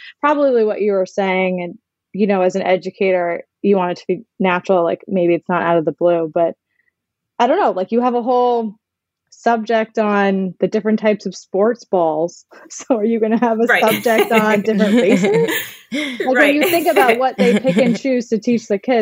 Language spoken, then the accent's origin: English; Maryland, United States; where I grew up in Maryland